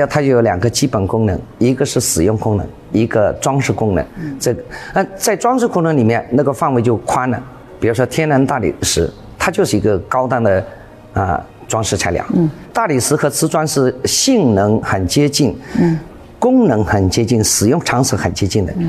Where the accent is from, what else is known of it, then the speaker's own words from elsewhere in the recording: Jingdezhen, Jiangxi, China; now in Foshan, China; 三十多年。我是从景德镇来到石湾镇嘛，这两个都是一个是做瓷的，一个叫瓷都，一个叫陶都。